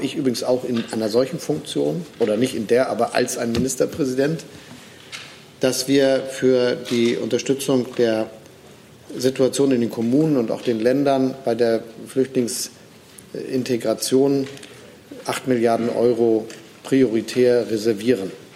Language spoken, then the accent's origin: German; Germany; als Deutsche